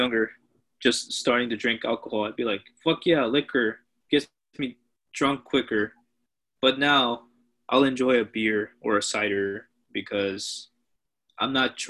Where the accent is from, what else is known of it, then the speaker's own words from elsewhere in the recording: Peru; So I am immigrants from Peru, first generation immigrants.